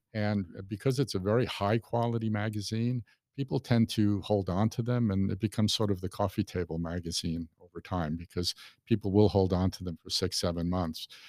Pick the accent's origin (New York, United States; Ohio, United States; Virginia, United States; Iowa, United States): New York, United States; New York City; moved away as an adult; also born or lived in California; now in Lakewood Ranch, United States; I'm originally from New York City. I was born in Brooklyn, and I lived there for, oh, twenty-seven years